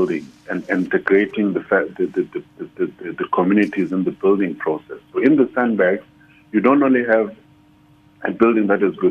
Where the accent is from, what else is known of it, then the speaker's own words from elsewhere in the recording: Eastern Cape, South Africa; I come from the Eastern Cape, where people don't even know the word architect.